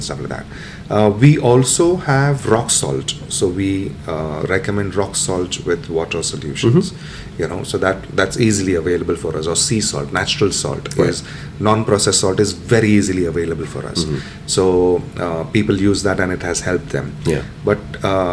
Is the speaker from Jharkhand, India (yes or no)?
no; Mumbai, Maharashtra, India; I come from Mumbai